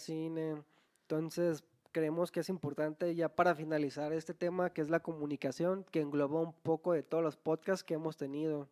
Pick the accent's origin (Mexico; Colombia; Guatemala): Mexico; Guadalajara, Jalisco; Nosotros somos de Guadalajara